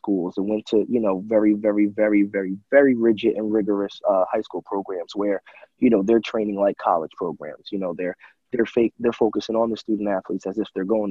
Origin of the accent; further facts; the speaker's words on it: Carteret, New Jersey, United States; also born or lived in Hoboken, New Jersey; I was born in Hoboken, New Jersey, and I kind of was raised in Jersey City till I was about 10, and then I transitioned in fourth grade to Carteret, New Jersey